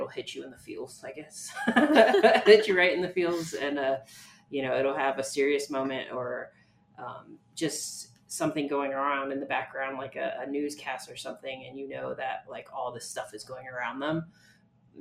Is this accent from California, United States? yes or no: no; New Mexico, United States; growing up in New Mexico, I think a lot of people are Catholic